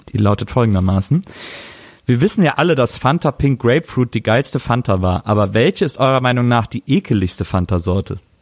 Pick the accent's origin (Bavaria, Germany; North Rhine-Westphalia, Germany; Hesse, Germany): North Rhine-Westphalia, Germany; Wesseling; bei uns äh, in Wesseling gab's den Kliegel, das war äh, ein Kiosk